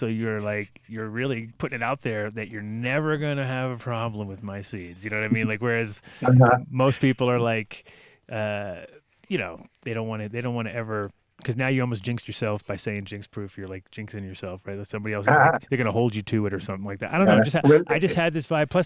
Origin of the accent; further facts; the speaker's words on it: East Coast, United States; No, we're from the East Coast.